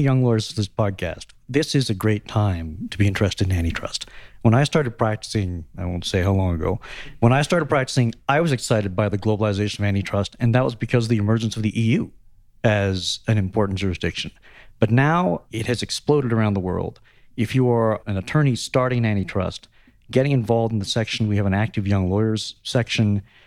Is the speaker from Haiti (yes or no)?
no; Canada; as a Canadian member